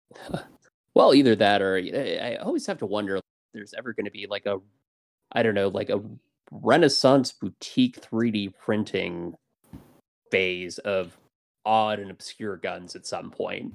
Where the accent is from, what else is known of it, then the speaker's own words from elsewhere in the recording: Portland, Oregon, United States; moved away; I'm originally from Portland